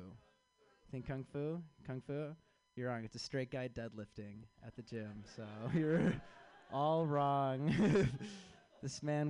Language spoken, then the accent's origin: English; Chicago, Illinois, United States